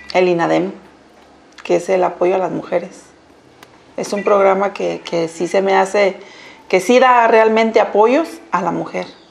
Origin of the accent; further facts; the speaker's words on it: Colima, Mexico; soy de aquí de Colima